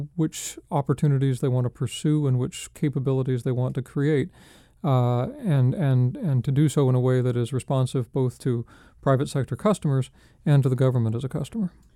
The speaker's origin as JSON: {"language": "English", "town": "Spokane", "region": "Washington", "country": "United States", "moved": "yes", "said": "I'm from Spokane, Washington"}